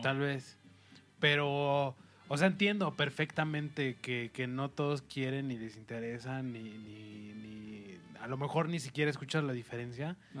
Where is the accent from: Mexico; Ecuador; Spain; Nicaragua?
Mexico; como mexicano también nosotros